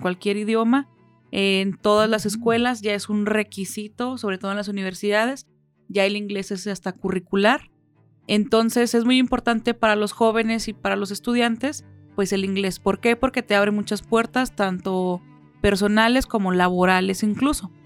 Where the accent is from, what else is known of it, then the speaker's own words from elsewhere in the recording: Mexico; somos muy afectivos